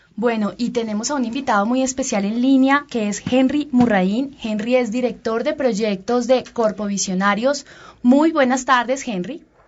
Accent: Colombia; como los colombianos

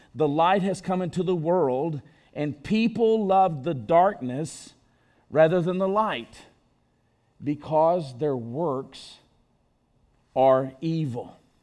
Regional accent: Enterprise, Alabama, United States; my hometown. You laugh. Of Enterprise, Alabama

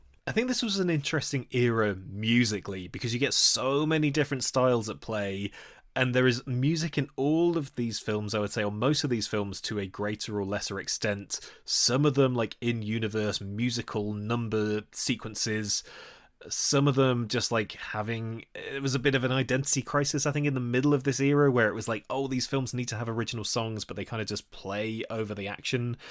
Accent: Nottingham, East Midlands, United Kingdom; my hometown

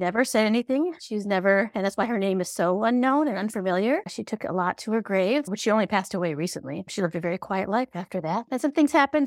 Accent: Flint, Michigan, United States; born and raised in Flint, Michigan

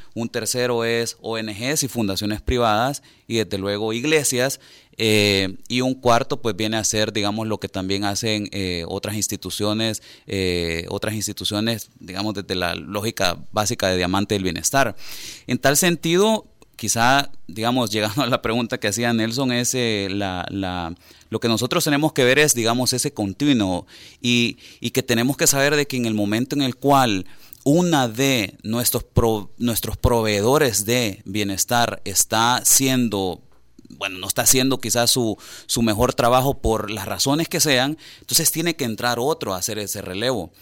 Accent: El Salvador; nosotros como sociedad salvadoreña

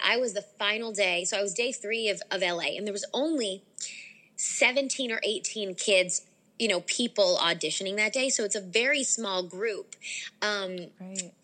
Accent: Delaware, United States; moved away as an adult; also born or lived in Stanford, California; now in Los Angeles, United States; I was raised in Delaware

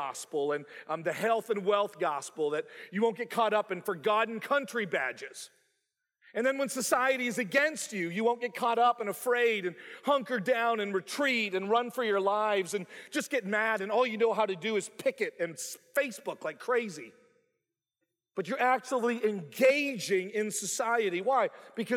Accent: Canada; moved away as an adult; also born or lived in Bible Belt; growing up in Canada

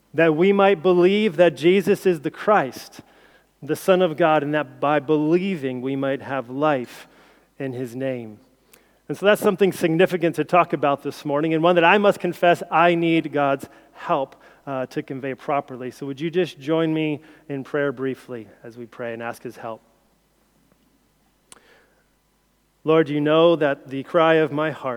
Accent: United States; moved away as an adult; now in United Kingdom; as an outsider, as an American

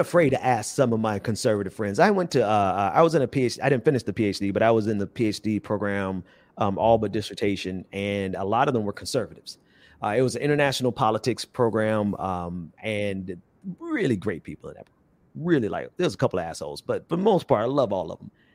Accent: Fort Lauderdale, Florida, United States; now in Atlanta, United States; grew up in Fort Lauderdale.

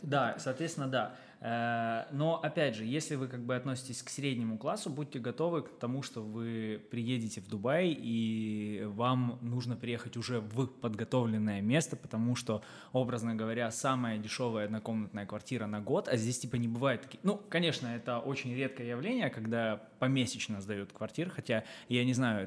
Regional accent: Kharkiv, Kharkiv Oblast, Ukraine; moved away as an adult; now in Dubai, United Arab Emirates; проживя 23 года в э, Украине, я из Харькова

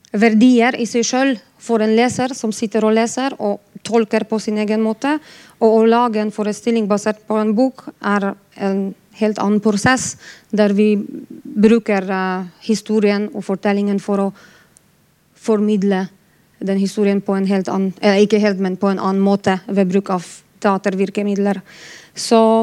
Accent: Poland; now in Bergen, Norway; Jeg er polsk

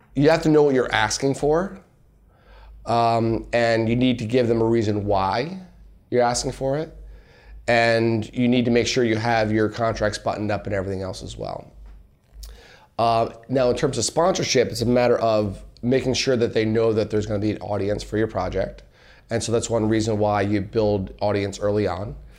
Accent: Allentown, Pennsylvania, United States; I'm from Allentown, P

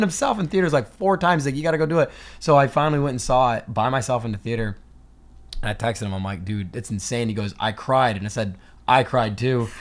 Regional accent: New Hampshire, United States; growing up in New Hampshire

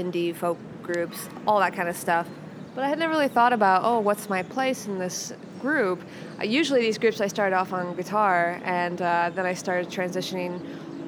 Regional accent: Kansas City, Missouri, United States; now in Chicago, United States; I was born in Kansas City.

